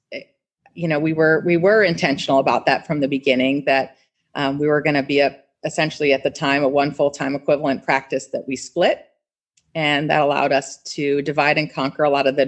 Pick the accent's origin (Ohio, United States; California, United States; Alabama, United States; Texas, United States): Ohio, United States; Cleveland; moved away as an adult; also born or lived in Columbus, Ohio; now in Orlando, United States; I was from Cleveland